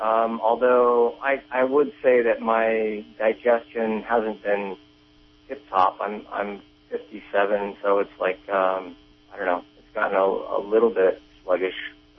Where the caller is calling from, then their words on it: Trinidad, California, United States; You're calling from Arcata. Well, actually, Trinidad.